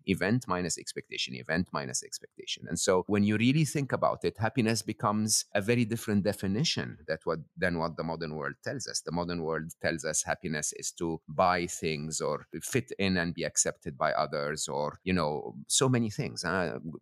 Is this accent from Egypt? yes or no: yes; Egypt; I'm born and raised in Egypt